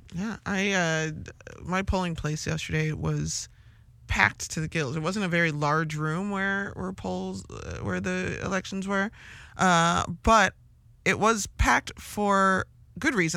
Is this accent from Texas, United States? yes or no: no; Chicago, Illinois, United States; as like a Chicagoan or an Illinoisan or even a Midwesterner